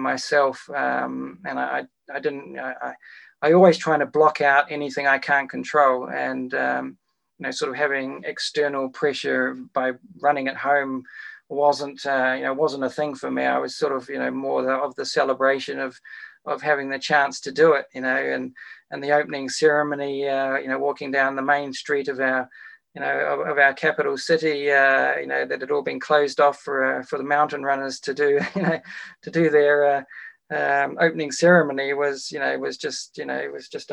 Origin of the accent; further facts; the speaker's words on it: Wellington, New Zealand; my hometown of Wellington